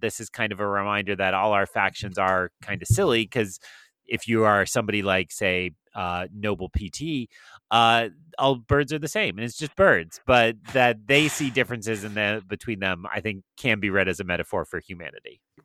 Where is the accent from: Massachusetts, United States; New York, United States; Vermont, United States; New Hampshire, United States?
New Hampshire, United States; Where I grew up in New Hampshire